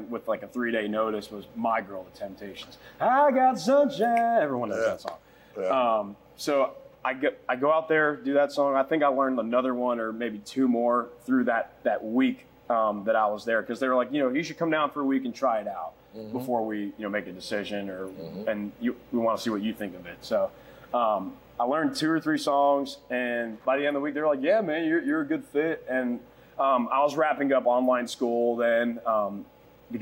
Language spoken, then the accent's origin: English; Raleigh, North Carolina, United States; moved away as an adult; now in Myrtle Beach, United States; I'm from Raleigh, North Carolina, born and raised